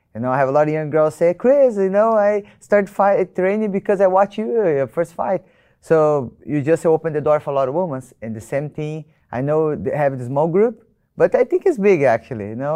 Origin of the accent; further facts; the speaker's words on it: Brazil; I'm from Brazil.